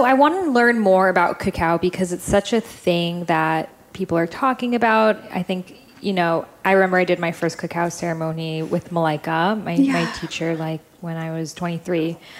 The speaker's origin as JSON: {"language": "English", "country": "United Kingdom", "said": "Like, let's add like tons of sugar and milk to it because we're British and that's what we do."}